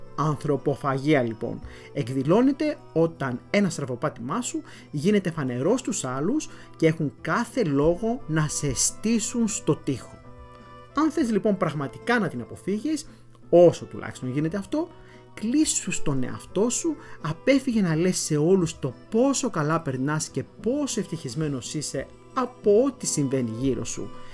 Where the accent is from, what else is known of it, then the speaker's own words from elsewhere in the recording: Florina, Western Macedonia, Greece; moved away; στην ιδιαίτερη πατρίδα μου, στην Φλόρινα